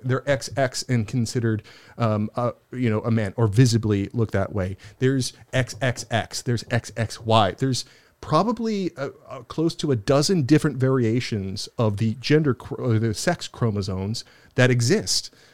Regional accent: United States; I'm an American, I'm an American citizen

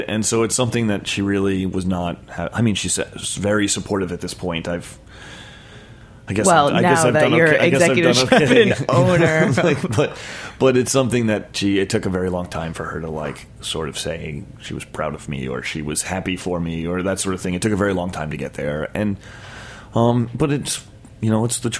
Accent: Long Island, New York, United States; I'm from Long Island in a reasonably upper middle class sort of neighborhood

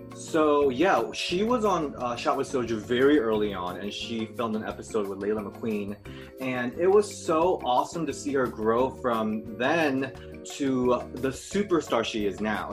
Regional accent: South Korea; English is a second language; now in Chicago, United States; I'm from Korea, and how I learned English is li- literally from watching pro wrestling.

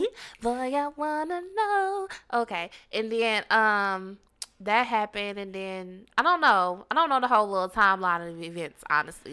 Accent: Detroit, Michigan, United States; I'm from East Seven Mile.

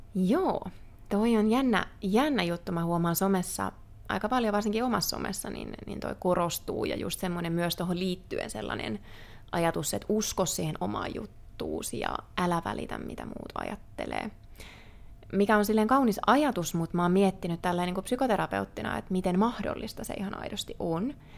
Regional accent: Kouvola, Kymenlaakso, Finland; moved away as an adult; also born or lived in Helsinki; muutin Helsinkiin opiskelemaan Kouvolasta

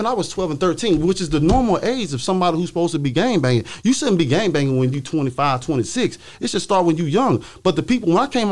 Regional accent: Dallas, Texas, United States; I'm from Dallas

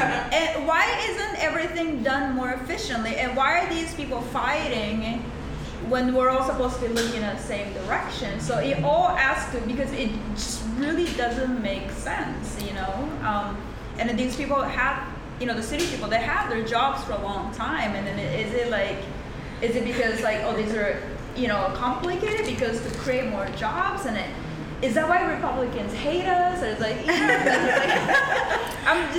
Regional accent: Japan; moved away; I live here, and then I'm originally from Japan, and we, you know, we spend time in Tokyo a lot.

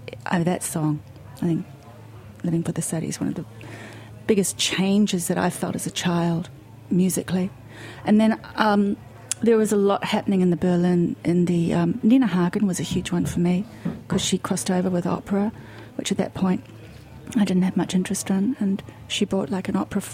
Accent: New Zealand; now in New York, United States; I was born in New Zealand, miles away from anything to do with America.

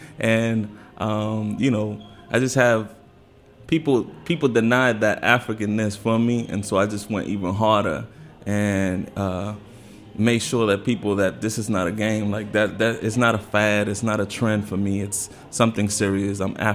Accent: Santo Domingo, Distrito Nacional, Dominican Republic; now in Washington, United States; We're from, my people are from San Pedro Macorís, but I was raised and born in Santo Domingo

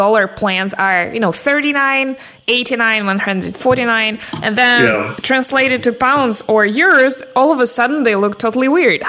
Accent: Russia; I come from Russia, and that is somewhat a developing country, I guess

